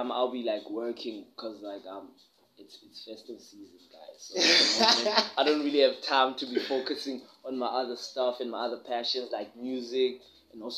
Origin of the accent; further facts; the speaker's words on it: Eastern Cape, South Africa; moved away as an adult; now in Cape Town, South Africa; I grew up in the EC. I did my matric also in the EC, and then came to Cape Town